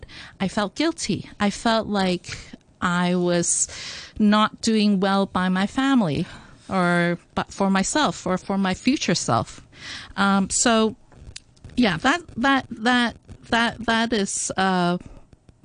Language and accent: English; Hong Kong; I grew up in Hong Kong, though I went to an international school